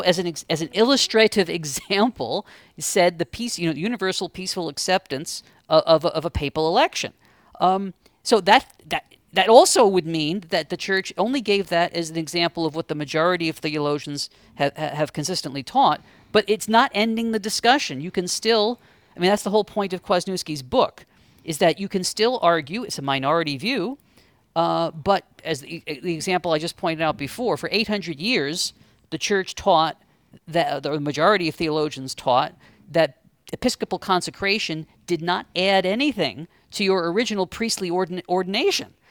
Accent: New York City, New York, United States; I grew up in Queens

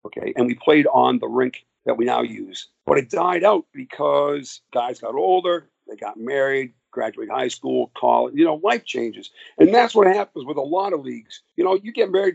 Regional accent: Massachusetts, United States; I grew up in Massachusetts, about 45 miles north and west of Boston, out in the woods.

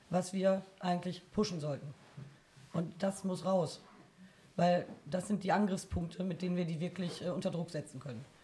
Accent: Bielefeld, North Rhine-Westphalia, Germany; Ich komme tatsächlich aus Bielefeld.

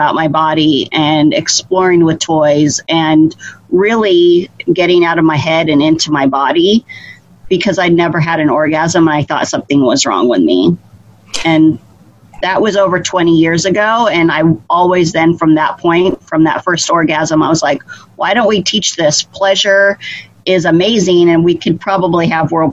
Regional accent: Idaho, United States; I grew up in Idaho

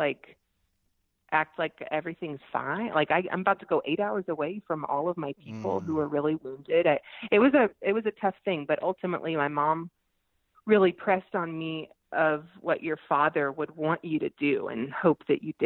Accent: Georgia, United States; I'm from Georgia. We're in the Bible Belt

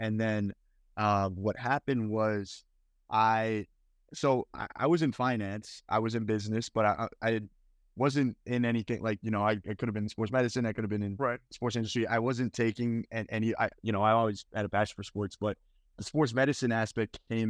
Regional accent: Edmonton, Alberta, Canada; the physical market I'm from Edmonton, is only so big.

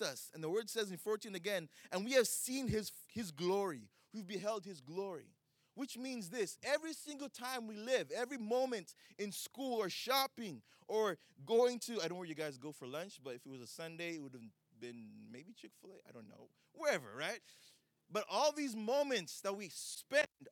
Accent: Uganda; now in United States; I grew up in Uganda

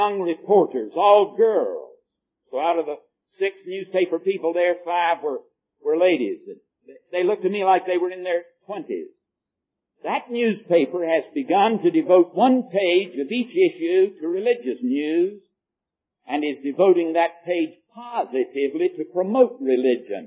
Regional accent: United States; I'm an American

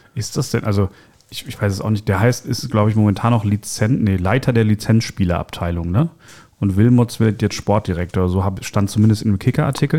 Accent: Dortmund, North Rhine-Westphalia, Germany; als Dortmunder

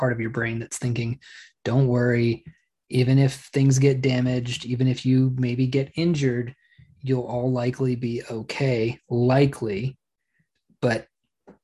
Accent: Oklahoma, United States; Growing up in Oklahoma

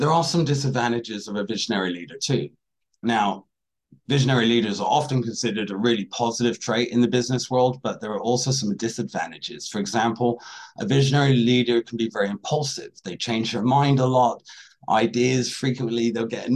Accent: Washington State near Seattle, United States; I grew up in Washington State near Seattle

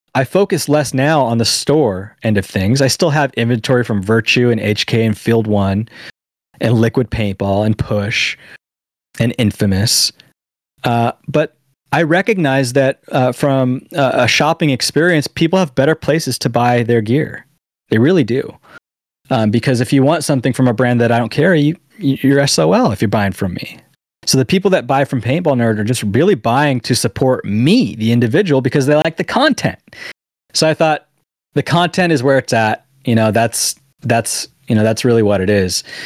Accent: San Diego, California, United States; my hometown san diego

